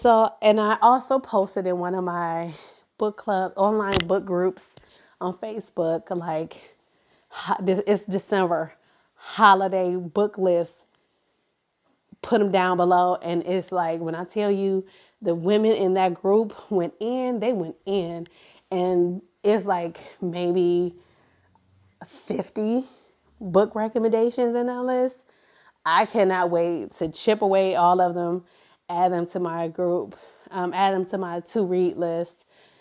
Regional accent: Cleveland, Ohio, United States; I'm from Cleveland, Ohio, as where I grew up in, and in that metro community.

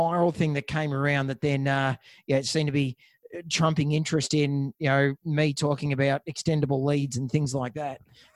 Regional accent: Frankston, Victoria, Australia; I grew up in Frankston

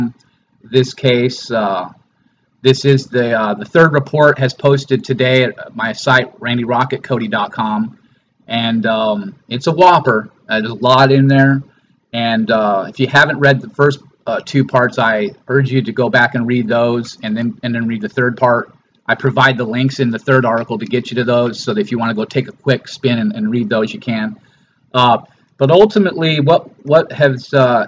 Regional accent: Los Angeles, California, United States; I grew up in Venice, California, Venice Beach area

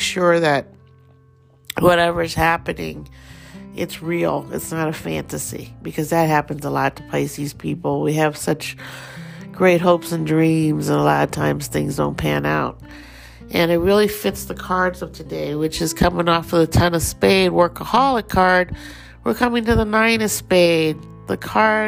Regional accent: Thailand; accent: Thai; Just heard my little Thai accent come out there

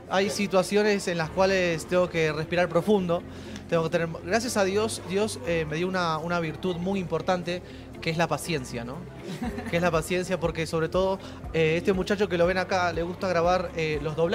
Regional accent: Argentina; y, los dos somos argentinos, obviamente

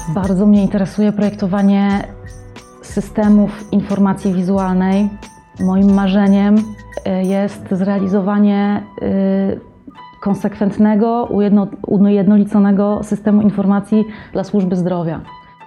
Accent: Warsaw, Masovian Voivodeship, Poland; also born or lived in Madrid, Spain / New York, United States; pochodzę z Warszawy, tutaj też mieszkam i pracuję

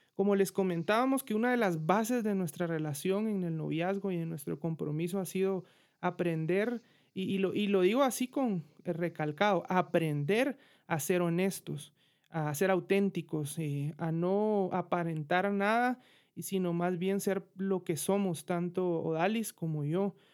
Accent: Guatemala City, Guatemala Department, Guatemala; yo soy de Guatemala, de la bella ciudad de Guatemala

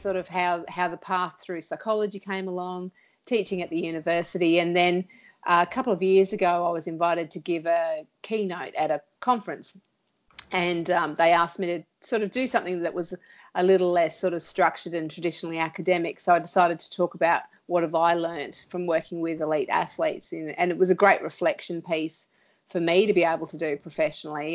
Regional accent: Sunshine Coast, Queensland, Australia; moved away as an adult; now in Townsville, Australia; I grew up on the Sunshine Coast

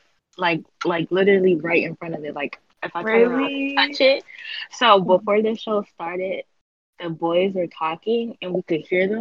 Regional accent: Michigan, United States; I'm from the murder mitten

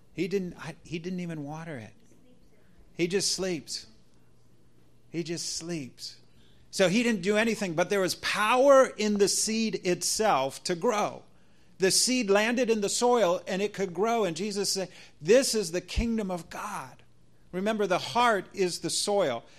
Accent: United States; as an American

